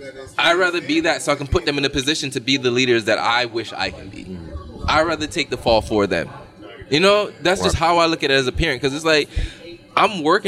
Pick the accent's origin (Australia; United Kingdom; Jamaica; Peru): Jamaica; I'm a man where, as a Jamaican man, right.